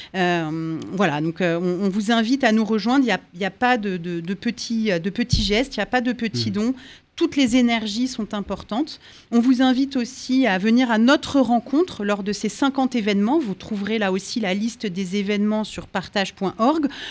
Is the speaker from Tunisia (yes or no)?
no; France; chez nous en France